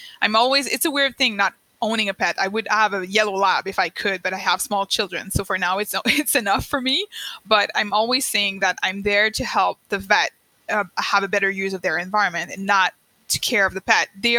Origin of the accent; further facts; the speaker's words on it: Eastern Canada, Canada; first language French; English is a second language; I'm French Canadian